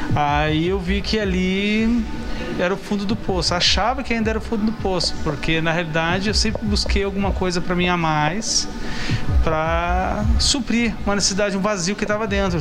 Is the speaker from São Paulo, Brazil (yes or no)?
yes; São José dos Campos, São Paulo, Brazil; Nós somos de São José dos Campos